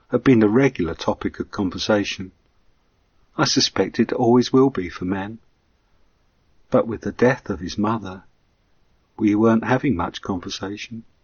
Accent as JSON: {"language": "English", "region": "England", "country": "United Kingdom"}